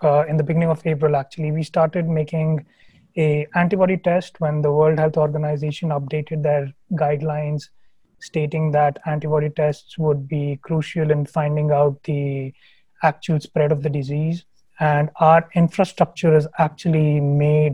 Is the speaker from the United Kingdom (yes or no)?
no; Hyderabad, Telangana, India; moved away; I am from Hyderabad. Absolutely love that city. I was the first child to my parents